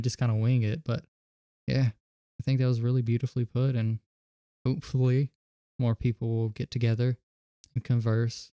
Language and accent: English; the South, United States; I was raised in the South around a mid, uh, small, mid sized city